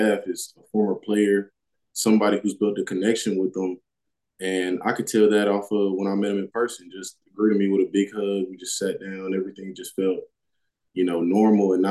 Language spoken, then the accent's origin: English; North Carolina, United States; moved away as an adult; Growing up in North Carolina